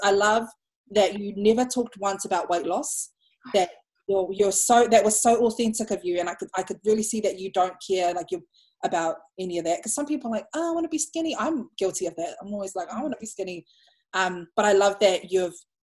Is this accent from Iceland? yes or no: no; Samoa; And I'm like, oh, I'm from Samoa.